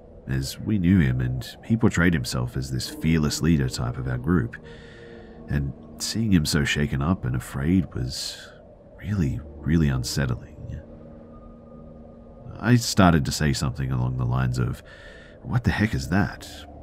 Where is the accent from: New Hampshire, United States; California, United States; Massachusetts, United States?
California, United States; born or raised there